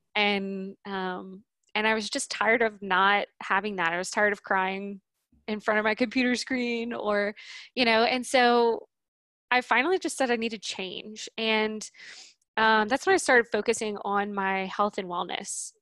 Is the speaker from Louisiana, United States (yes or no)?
yes; New Orleans, Louisiana, United States; now in Boise, United States; I grew up in New Orleans